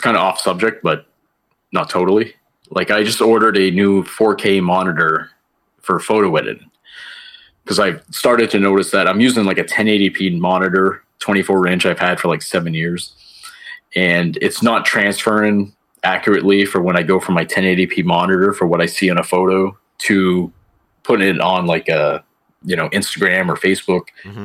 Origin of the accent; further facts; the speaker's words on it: Fort Kent, Maine, United States; moved away; my hometown is Fort Kent, Maine, a little small town in northern Maine.